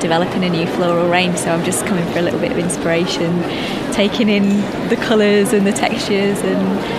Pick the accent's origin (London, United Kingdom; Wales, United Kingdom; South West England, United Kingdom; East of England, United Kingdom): London, United Kingdom; Croydon; now in Leeds, United Kingdom; I'm from Croydon, but I actually live in Leeds at the moment